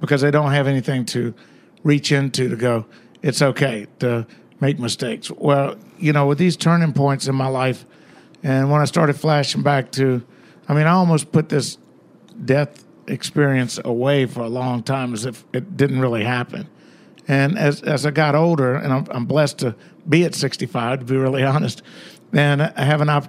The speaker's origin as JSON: {"language": "English", "region": "the South", "country": "United States", "said": "being a Southerner in New York"}